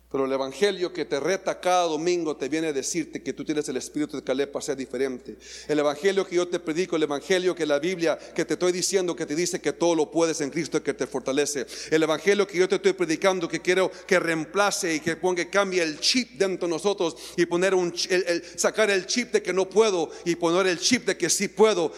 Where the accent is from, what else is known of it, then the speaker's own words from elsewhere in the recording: Mexico; somos atrevidos, mexicanos atrevidos